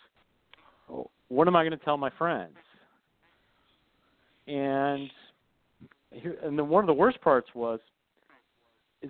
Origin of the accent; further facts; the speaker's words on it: Michigan, United States; I grew up in Michigan, and my whole life I always wanted to attend the University of Michigan